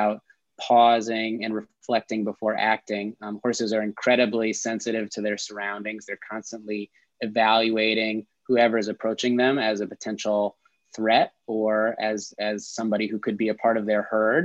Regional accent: suburban New York, United States; moved away as an adult; now in Detroit, United States; I'm actually from the East Coast, grew up in suburban New York

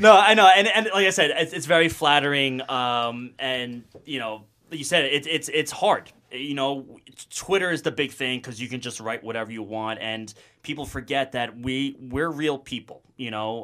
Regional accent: Sayville, New York, United States; also born or lived in Virginia; I'm from Long Island, New York, South Shore, a little small town called Sable

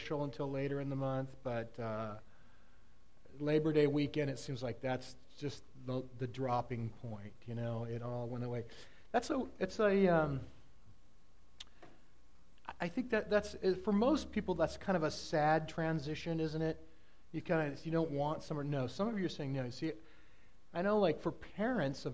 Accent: Southern California, United States; now in Oregon, United States; I grew up in Southern California

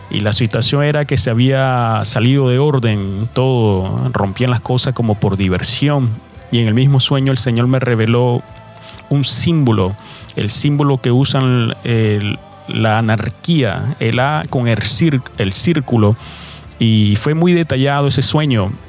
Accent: New York City, New York, United States; now in Providence, United States; Yo crecí en Nueva York eh, cuando mis padres migraron a los Estados Unidos de América. Ellos, eh, nosotros vivimos eh, por un largo tiempo en Nueva York. Ya después en el 2003 me mudé a esta ciudad de Providence, estado de Rhode Island.

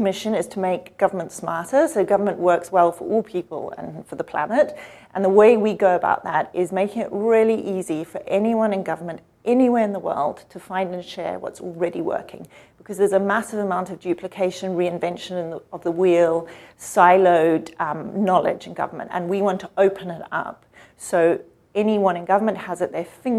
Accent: Botswana; also born or lived in Zimbabwe / South Africa; So I'm an African. I grew up in Botswana, Zimbabwe for a while, and South Africa for a while too.

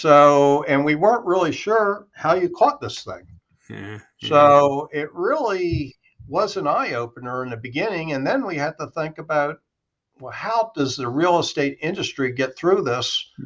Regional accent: Maryland, United States; now in Naples, United States; I'm originally from Maryland

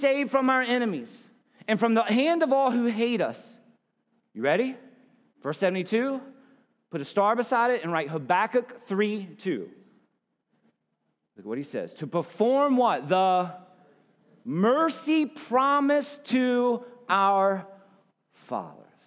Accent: South Carolina, United States; I was a preacher's kid growing up in South Carolina

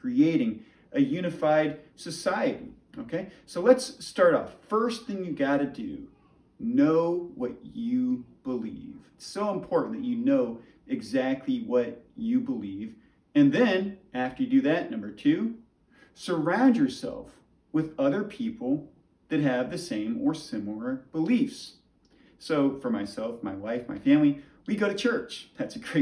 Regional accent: United States; as American people

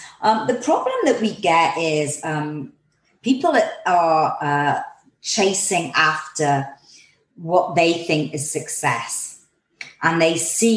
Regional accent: England, United Kingdom; I'm from England

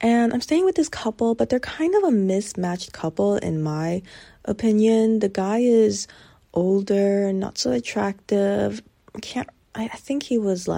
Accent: United States; an American born kid

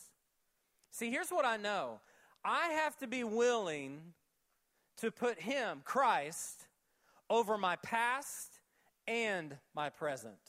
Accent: Oklahoma, United States; when I was 7 and 8 years old when I was growing up in Oklahoma

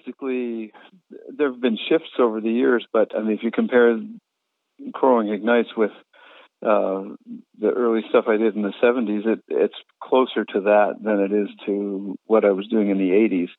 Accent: Canada; having grown up in as an English Canadian without much sense of tradition

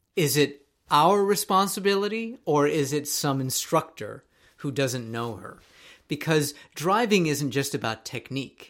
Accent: Tokyo, Japan; moved away as an adult; now in United States; when I was growing up in Tokyo

